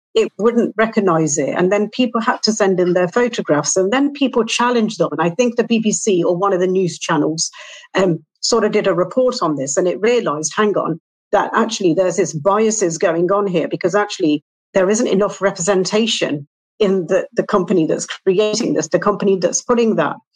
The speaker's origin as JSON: {"language": "English", "region": "England", "country": "United Kingdom", "said": "I'm from England."}